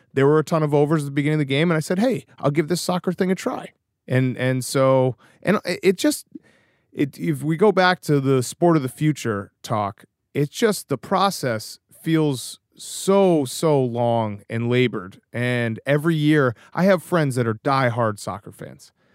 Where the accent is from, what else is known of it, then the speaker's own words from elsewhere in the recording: Newton, Massachusetts, United States; also born or lived in Chicago; I grew up on the East Coast